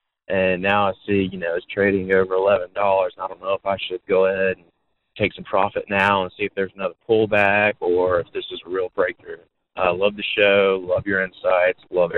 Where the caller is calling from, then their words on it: Greenville, South Carolina, United States; I'm calling from Greenville, South Carolina.